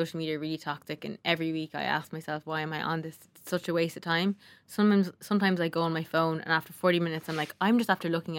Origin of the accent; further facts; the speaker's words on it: Ireland; And I think as Irish people, like, we have great produce.